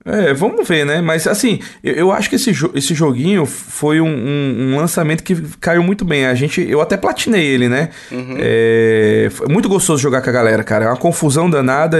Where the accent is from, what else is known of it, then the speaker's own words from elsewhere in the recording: Brazil; A gente é brasileiro